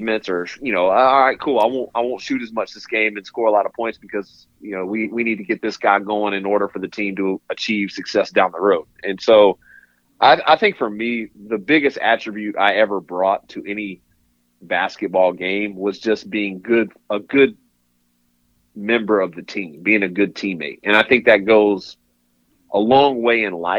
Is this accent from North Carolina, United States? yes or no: yes; Raleigh, North Carolina, United States; I was born and raised in Raleigh, North Carolina